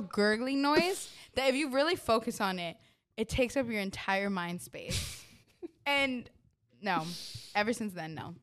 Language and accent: English; New York, United States; I'm from New York